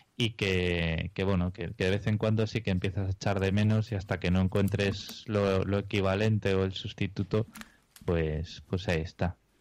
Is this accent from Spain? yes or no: yes; Spain; now in Australia; somos dos españoles